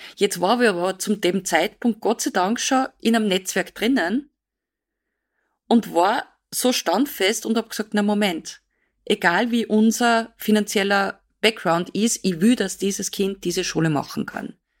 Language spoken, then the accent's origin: German; Austria; bei uns in Österreich